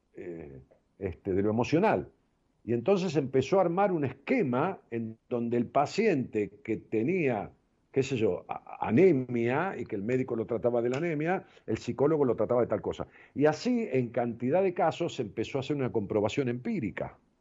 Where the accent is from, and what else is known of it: Argentina